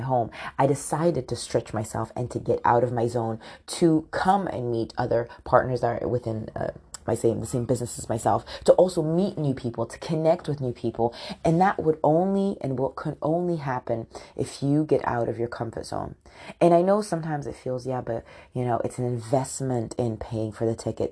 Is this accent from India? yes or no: no; United Kingdom; also born or lived in London; I'm born in the U K and my dad's Nigerian, but my mom is from Scotland